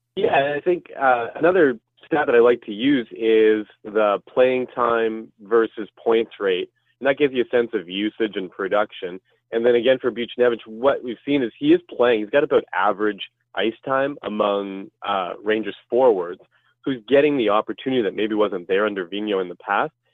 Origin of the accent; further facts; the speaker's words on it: Ottawa, Ontario, Canada; I'm from the Ottawa area